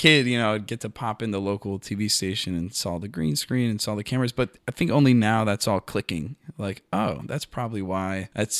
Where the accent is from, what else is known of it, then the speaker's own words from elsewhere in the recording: Tampa, Florida, United States; Tampa, Florida. God's gift to America.